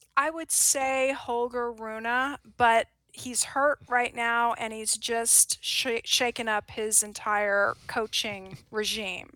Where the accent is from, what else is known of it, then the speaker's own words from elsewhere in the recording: United States; as an American